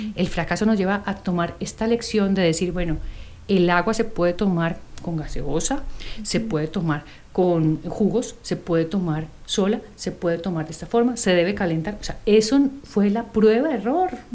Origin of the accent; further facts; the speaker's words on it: Colombia; moved away; yo soy colombiana